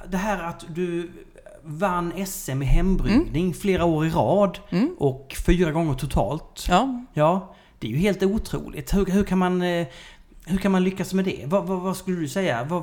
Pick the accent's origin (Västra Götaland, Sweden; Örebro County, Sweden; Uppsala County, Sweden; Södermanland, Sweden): Södermanland, Sweden; Nyköping; jag kom från Nyköping.